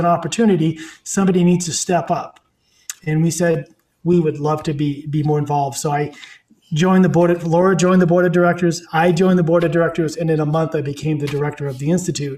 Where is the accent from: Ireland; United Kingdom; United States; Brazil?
United States; Maine; being someone who came from the north, I grew up in Maine